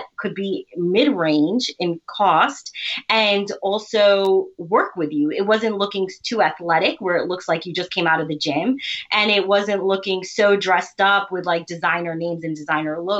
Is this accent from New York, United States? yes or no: yes; New York, United States; first language Urdu; also born or lived in South Carolina / Nashville, Tennessee; we've been in New York our whole life, except for college